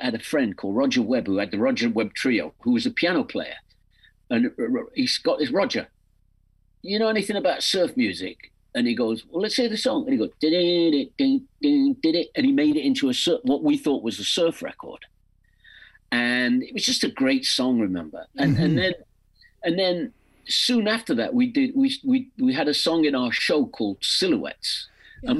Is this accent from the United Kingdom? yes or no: yes; England, United Kingdom; accent: English; songs with an English accent